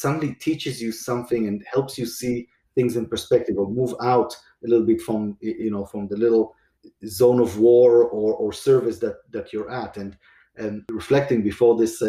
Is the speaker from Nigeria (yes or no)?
no; Israel; moved away as an adult; now in United States; I grew up in Israel